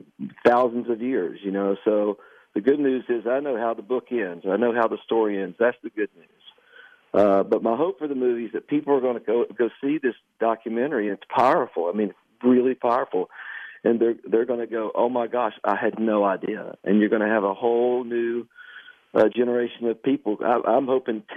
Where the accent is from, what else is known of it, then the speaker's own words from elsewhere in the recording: Canova, West Virginia, United States; my hometown of Canova, West Virginia